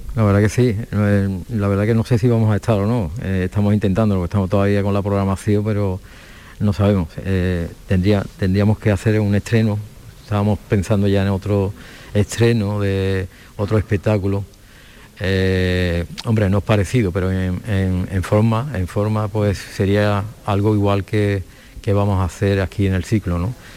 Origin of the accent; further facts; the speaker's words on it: Alcalá de Guadaíra, Andalusia, Spain; yo he nacido allí y me he criado allí